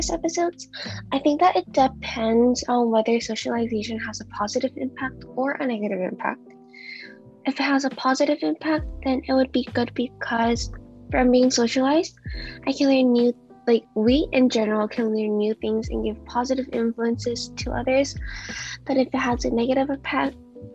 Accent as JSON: {"language": "English", "country": "United States", "tie": "born or raised there", "said": "I also grew up in an Asian culture, even though I grew up in America"}